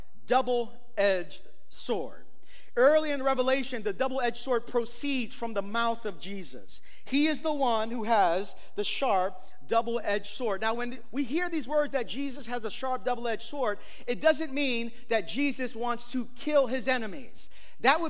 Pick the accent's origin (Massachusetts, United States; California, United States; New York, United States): New York, United States; New York City; I'm from East New York, Brooklyn